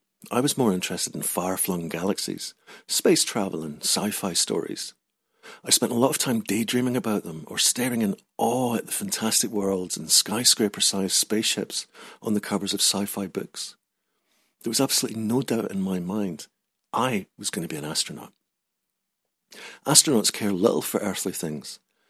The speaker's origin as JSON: {"language": "English", "region": "Scotland", "country": "United Kingdom", "tie": "born or raised there", "said": "I changed it, just in time to move to a different part of Scotland, where my accent was now deemed too rough."}